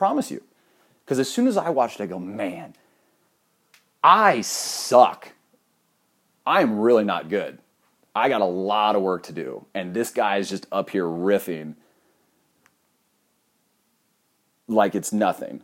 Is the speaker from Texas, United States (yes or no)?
no; Ohio, United States; I grew up in Ohio